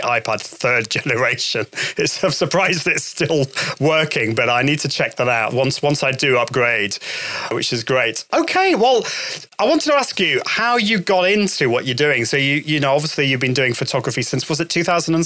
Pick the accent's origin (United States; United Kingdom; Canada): United Kingdom